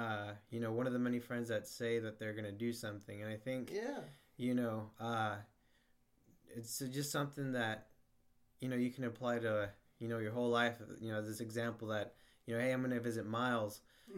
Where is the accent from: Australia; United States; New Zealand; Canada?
United States; For me growing up, it was like I was always cheering for Mexico, even though I'm from the United States.